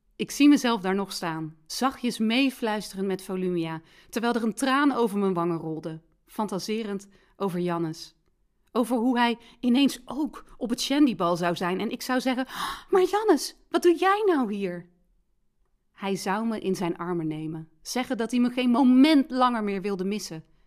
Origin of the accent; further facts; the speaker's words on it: Rijen, North Brabant, Netherlands; in Rijen, waar ik vandaan kom